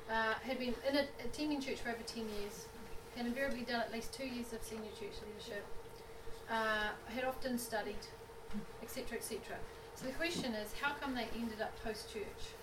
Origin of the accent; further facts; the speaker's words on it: New Zealand; I'm from New Zealand.